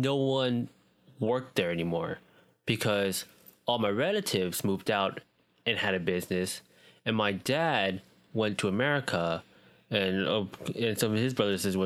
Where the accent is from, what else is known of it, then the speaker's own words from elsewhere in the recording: United States; also born or lived in Vietnam (ancestry); I am as Asian American as you can get